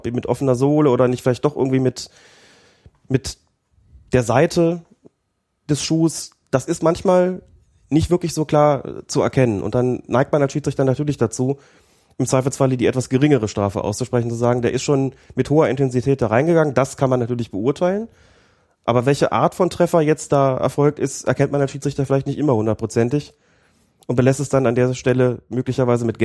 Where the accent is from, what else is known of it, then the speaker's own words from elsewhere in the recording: Bad Nenndorf, Lower Saxony, Germany; Ich komme ja aus Bad Nendorf, also einem mhm. Kurort